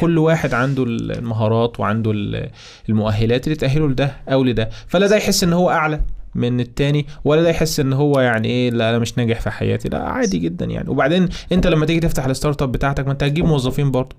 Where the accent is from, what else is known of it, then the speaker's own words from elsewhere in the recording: Egypt; عندنا في مصر